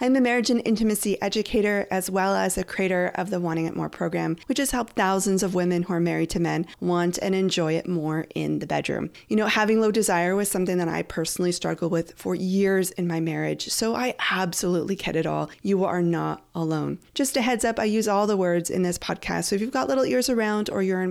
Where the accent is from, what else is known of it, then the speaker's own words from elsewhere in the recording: Canada; I'm from Canada.